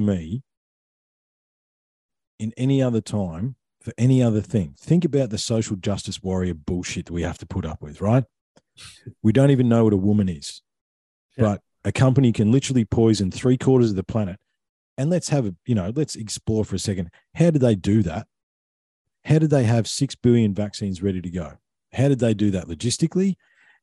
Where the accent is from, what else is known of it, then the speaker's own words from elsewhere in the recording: Victoria, Australia; I grew up in Victoria, okay? That's mm-hmm. where most of my childhood was